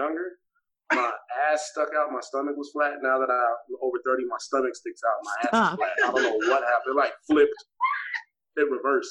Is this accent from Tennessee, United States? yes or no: no; Las Vegas, Nevada, United States; also born or lived in Okinawa; I was like, I'm kind of from Vegas, but, you know, I grew up in other places.